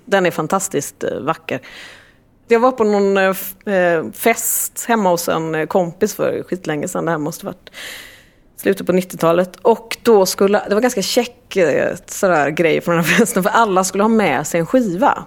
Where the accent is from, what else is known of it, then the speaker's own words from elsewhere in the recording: Gothenburg, Västra Götaland, Sweden; korridorerna på högstadiet i Gamlestan, Gamlestadsskolan